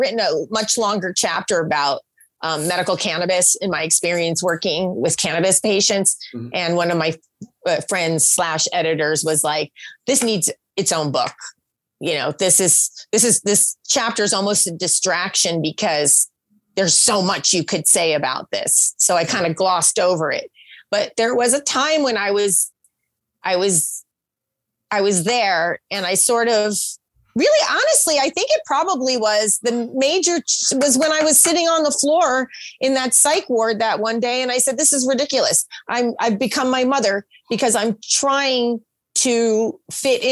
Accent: New Jersey, United States; moved away; also born or lived in Oklahoma / California; growing up in Oklahoma, I grew up in New Jersey

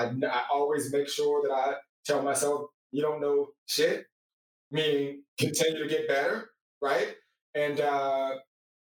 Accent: California, United States; I'm from California

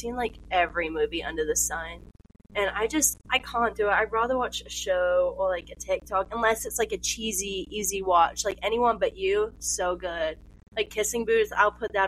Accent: England, United Kingdom; I'm from England

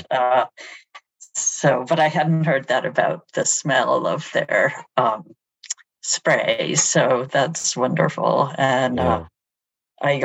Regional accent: Cambridge, Massachusetts, United States; I grew up in Cambridge, and my first school experience was at St. Anne's Nursery

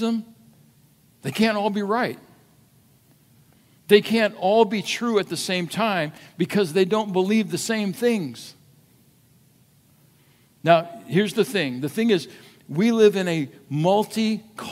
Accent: United States; as an American

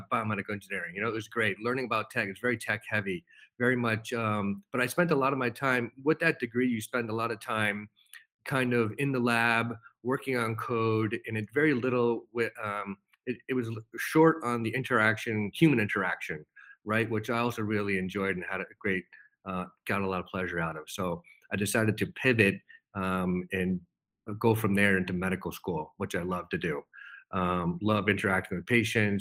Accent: Holden, Massachusetts, United States; I grew up in a small town in Massachusetts, Holden, Massachusetts. Born and raised, lived there pretty much my whole life

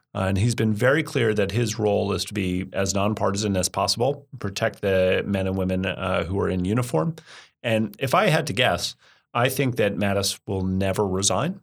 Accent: United States; I'm an American. I'm obviously not an Australian

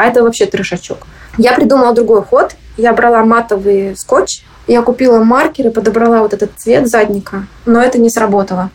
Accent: Chelyabinsk, Chelyabinsk Oblast, Russia; also born or lived in Moscow; now in United States; Я сама из Челябинска

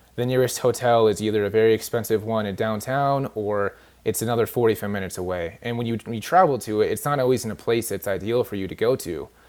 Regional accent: California, United States; moved away; I'm actually from California originally.

